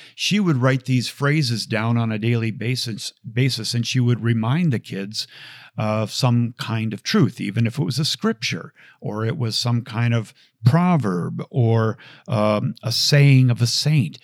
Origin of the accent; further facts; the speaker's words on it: Bloomington, Minnesota, United States; growing up in Bloomington, Minnesota